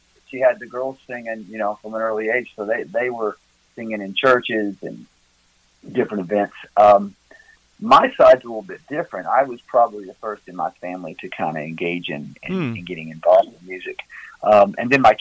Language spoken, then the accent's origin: English; near Memphis, West Tennessee, United States; now in Gatlinburg, United States; Originally, I'm from West Tennessee, down by Memphis